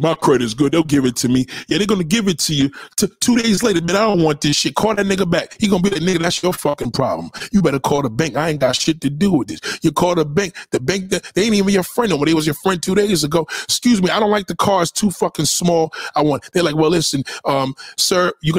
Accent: New York, United States; I'm a New Yorker

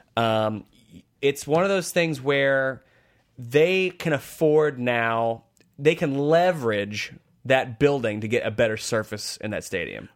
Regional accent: United States; as an American

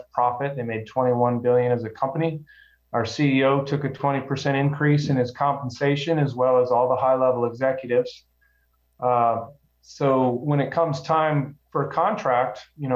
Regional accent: Omaha, Nebraska, United States; also born or lived in Englewood, Colorado; I was born in Inglewood, Colorado, and I moved to Omaha, Nebraska. My dad worked for the Union Pacific Railroad. I moved to Omaha when I was in second grade, and I've been here ever since

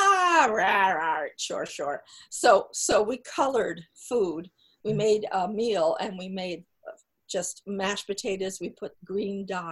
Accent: New Jersey, United States; I grew up in New Jersey

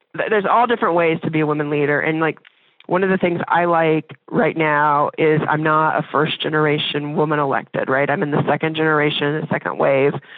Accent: Indiana, United States; moved away as an adult; now in Dayton, United States; I'm from Indiana, and when I decided to go to U D, my parents, they weren't, like, crazy about me going over to Ohio

